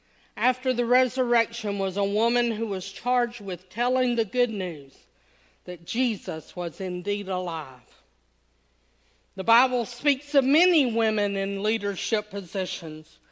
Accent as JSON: {"language": "English", "region": "Southern United States", "country": "United States", "accent": "Southern", "said": "I hardly speak English. I speak Southern English."}